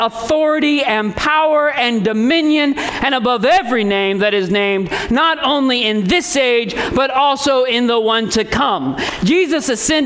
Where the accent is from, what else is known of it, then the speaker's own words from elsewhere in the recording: Indiana, United States; I come from Indiana and basketball flows in the veins of all true Indianaites